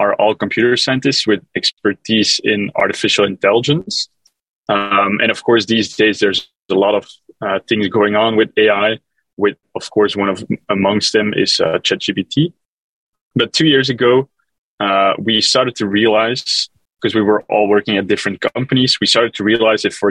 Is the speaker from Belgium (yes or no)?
yes; Belgium; moved away as an adult; now in New York City, United States; I'm originally from Belgium